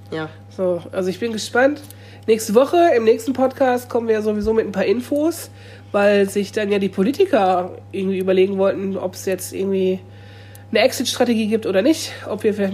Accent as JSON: {"language": "German", "region": "Lower Saxony", "country": "Germany", "said": "ich komme ja nicht von hier. Ich bin ja Niedersachse. Ich bin hier eine Person mit Migrationshintergrund."}